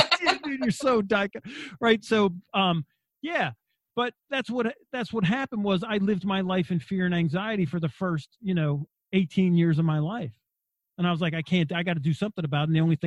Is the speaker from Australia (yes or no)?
yes; Wagga Wagga, New South Wales, Australia; I grew up in Australia in a little town called Wagga Wagga in New South Wales, halfway between Sydney and Melbourne. There was only 4 Americans in the city.